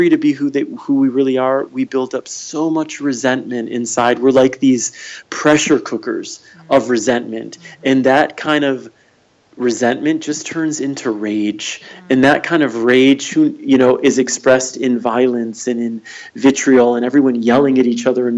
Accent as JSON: {"language": "English", "region": "Michigan", "country": "United States", "tie": "born or raised there", "also_born_or_lived": "California / New York / Ann Arbor", "moved": "as an adult", "said": "I just moved back to Michigan. I grew up here."}